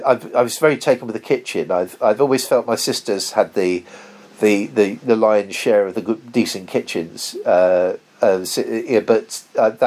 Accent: United Kingdom; I grew up in Tollgate Road.

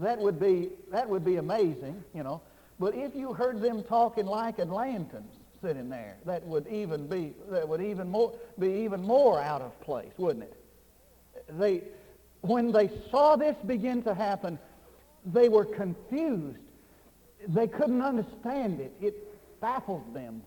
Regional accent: Texas, United States; also born or lived in Northwest United States / Fort Worth, Texas; I used to preach in the Northwest, and I would just say about one sentence, and they'd know that I was from Texas

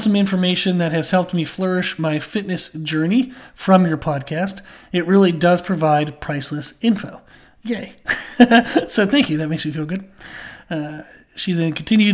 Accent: United States; being an American

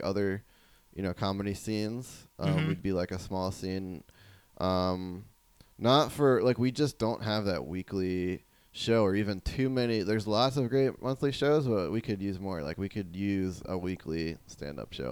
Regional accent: New Jersey, United States; moved away as an adult; also born or lived in Monterey, California / Davis, California; now in California, United States; I grew up in New Jersey

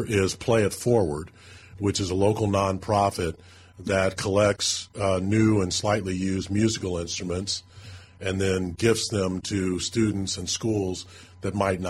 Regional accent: St. Charles, Missouri, United States; also born or lived in St. Louis; Born at Barnes Hospital, so technically I was born in St. Louis, but I grew up in St. Charles.

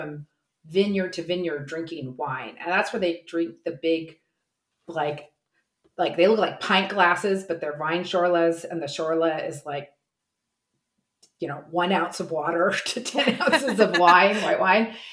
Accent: United States; moved away as an adult; now in Munich, Germany; I guess I'm still American

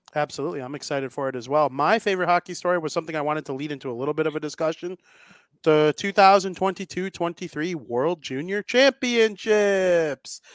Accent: United States; I'm American

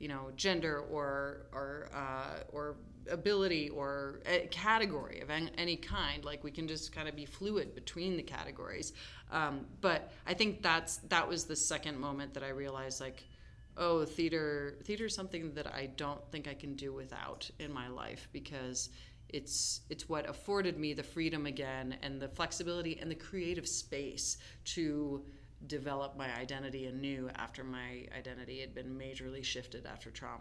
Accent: Denver, Colorado, United States; I grew up in Denver going to East High School

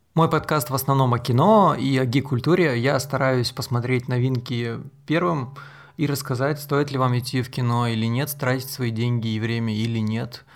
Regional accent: Salekhard, Yamalo-Nenets Autonomous Okrug, Russia; в Салихарде, в моем родном городе

